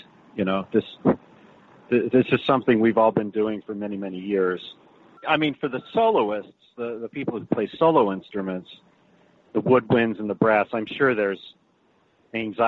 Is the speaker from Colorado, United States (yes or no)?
yes; Boulder, Colorado, United States; I grew up in Boulder, Colorado